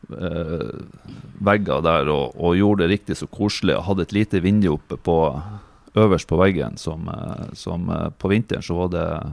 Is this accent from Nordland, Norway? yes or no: yes; Fauske, Nordland, Norway; now in Bodø, Norway; Jeg er oppvokst på Fauske. Flytta til eh, Bodø i 2003